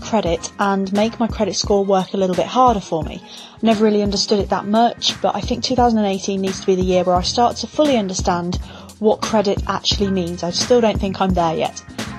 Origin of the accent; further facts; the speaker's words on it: Coventry, West Midlands, United Kingdom; I'm from Coventry in England